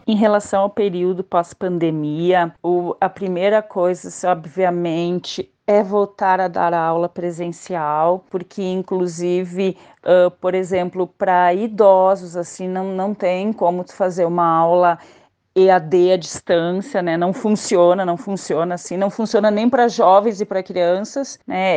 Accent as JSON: {"language": "Portuguese", "town": "Caxias do Sul", "region": "Rio Grande do Sul", "country": "Brazil", "tie": "born or raised there", "said": "eu sou natural de Caxias do Sul, aqui do Rio Grande do Sul."}